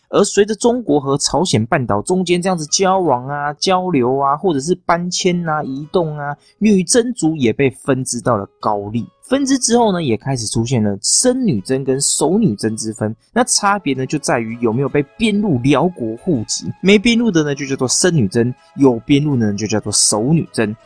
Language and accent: Chinese; Taichung, Taiwan; 我身为台中人呢，我只能说得出来那种一中街呀、逢甲啊、东海这种逛街的地方而已